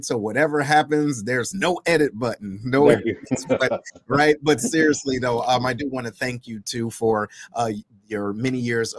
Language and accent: English; Detroit, Michigan, United States; moved away as an adult; I'm originally from Detroit.